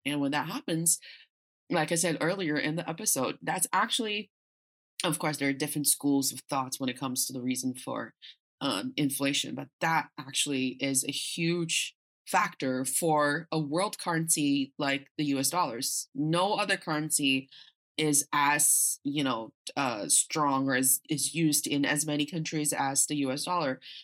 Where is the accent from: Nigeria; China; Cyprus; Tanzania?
China; Northeast China; also born or lived in United States; now in Beijing, China; growing up in China